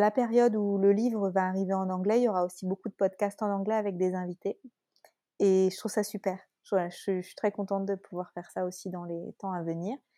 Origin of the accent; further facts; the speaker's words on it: France; accent: French; mon accent français